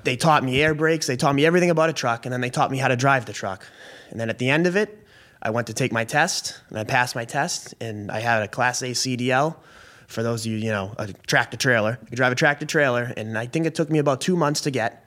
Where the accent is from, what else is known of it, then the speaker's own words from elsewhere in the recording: Billerica, Massachusetts, United States; also born or lived in Maine; I was born and raised in Billerica, Mass